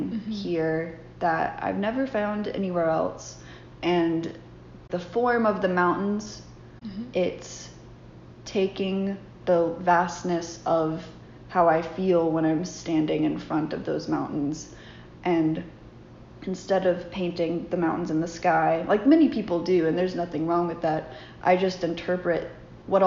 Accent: Burke's Garden, Virginia, United States; I grew up in Berks Garden, Virginia, on a sheep farm

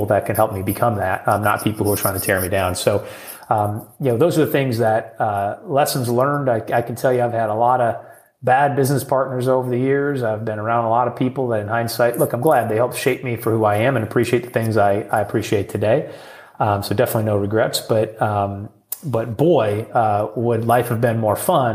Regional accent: Midwest, United States; being a Midwesterner. You know, they call us Midwest nice

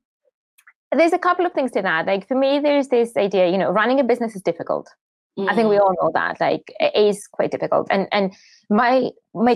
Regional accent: Greece; And I grew up in Greece

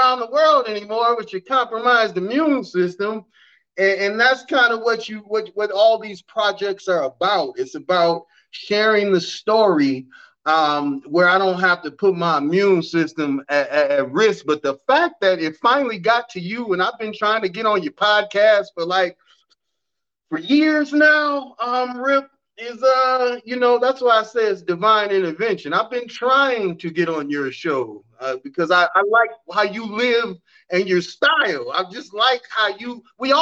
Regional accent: Evanston, Illinois, United States; Evanston, Illinois is where I was born and raised

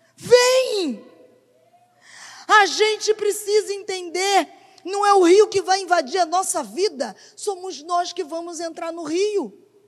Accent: Brazil; Como brasileiros, a gente é bastante emocionado

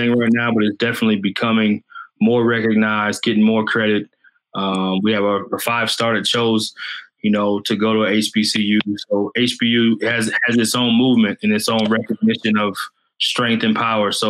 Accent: Plano, Texas, United States; We're both from Dallas. I graduated high school in the north, in Plano East

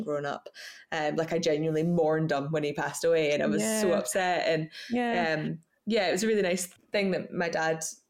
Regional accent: Scottish Borders, Scotland, United Kingdom; I was brought up in the Scottish Borders on a farm called Middle Third Farm

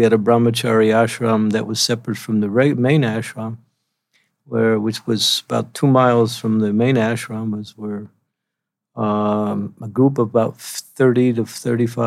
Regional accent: New York area, New Jersey, United States; moved away as an adult; also born or lived in Denver, Colorado / West Virginia; I'm originally from the New York area, New York, New Jersey.

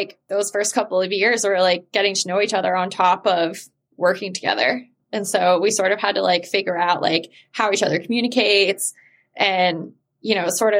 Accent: Mississippi, United States; moved away as an adult; now in New York, United States; I moved to New York City from Mississippi when I was 18

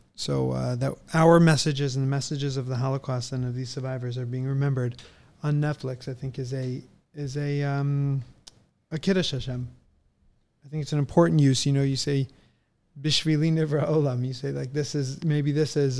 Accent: San Diego, California, United States; we're from California. I grew up in San Diego

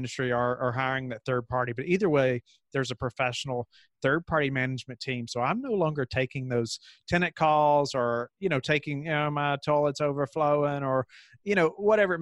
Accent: Kentucky, United States; moved away as an adult; now in Virginia, United States; I grew up in Kentucky. And then we moved to Virginia for this position

